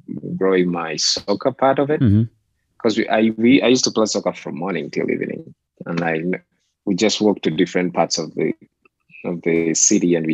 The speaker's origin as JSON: {"language": "English", "country": "Uganda", "tie": "born or raised there", "moved": "as an adult", "lives_now": "United States", "said": "Growing up in Uganda is, you know, I'll put it this way. It's like, it's simple life"}